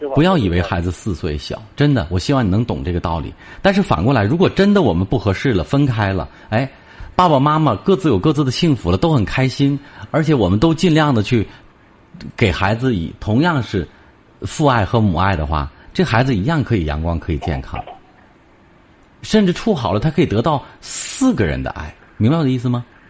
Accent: China; 我们中国人

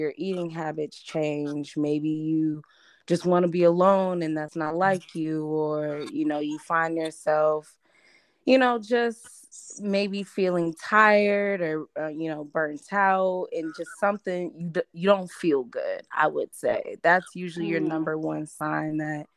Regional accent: Champaign, Illinois, United States; moved away as an adult; also born or lived in Detroit, Michigan; now in Maryland, United States; I was raised in Champaign-Urbana.

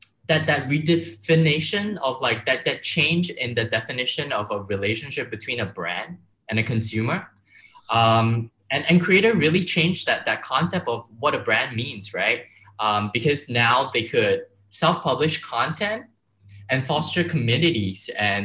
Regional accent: Malaysia; also born or lived in Philippines / Vietnam / Singapore / Los Angeles; dialing in all the way from Malaysia, my hometown.

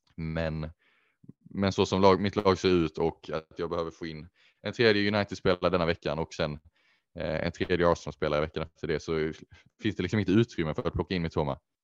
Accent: Sweden; dels som svenskar

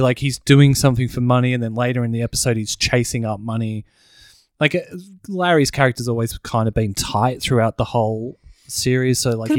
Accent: South Africa; I am African. I'm from South Africa.

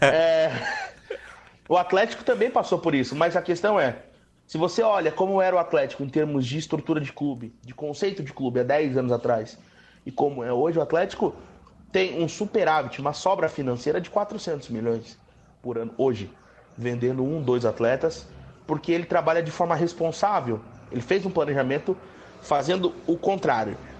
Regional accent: Curitiba, Paraná, Brazil; also born or lived in São Paulo; eu não sou daqui de Curitiba, vim para cá com 10 anos de idade

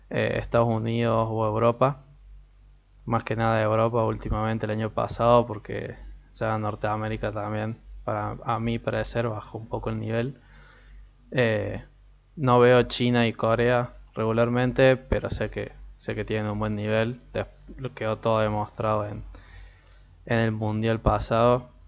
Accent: Argentina; porque como soy de Argentina, es la liga que tenemos nosotros, la liga nacional

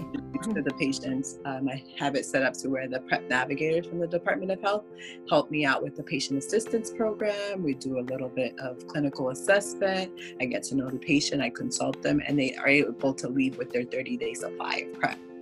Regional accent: Haiti; now in Florida, United States; I'm actually my background is Haitian, so I'm originally from Haiti

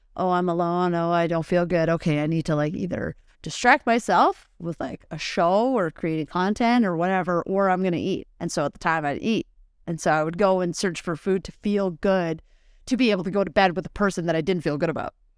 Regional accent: Nelson, British Columbia, Canada; moved away as an adult; So I was living in B C, and so I grew up actually in Nelson, B C. I moved here, uh, February twenty twenty.

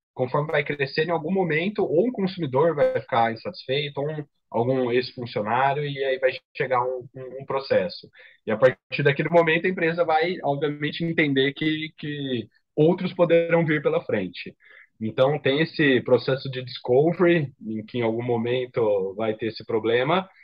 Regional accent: Ribeirão Preto, São Paulo, Brazil; Eu sou de Ribeirão Preto, interior, então voltei para casa dos meus pais

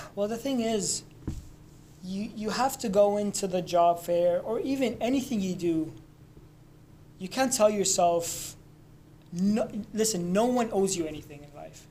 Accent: Lebanon; moved away; I'm from Lebanon

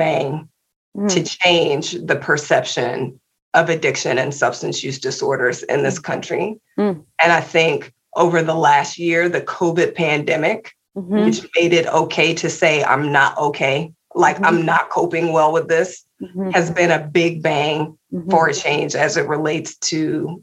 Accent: Indianapolis, Indiana, United States; moved away as an adult; I was born in Indianapolis, Indiana and raised, stayed there for the first 18 years

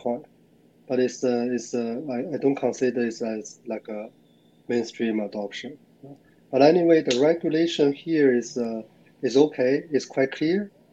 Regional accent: China; moved away as an adult; also born or lived in Singapore / Hong Kong; now in Sydney, Australia; I originally born in China, and I live in Australia, Sydney, for over, 13 years.

